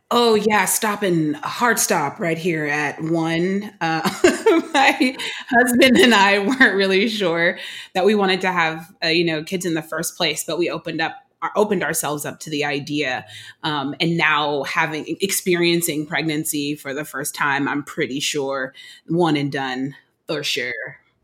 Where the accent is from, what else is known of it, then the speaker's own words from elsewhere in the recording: Oakland, California, United States; now in Brooklyn, United States; I'm born and raised in Oakland, California